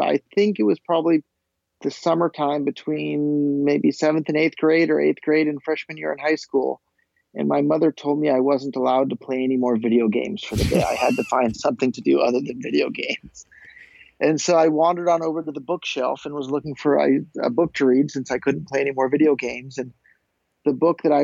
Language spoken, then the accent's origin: English; Silicon Valley, California, United States; growing up in Silicon Valley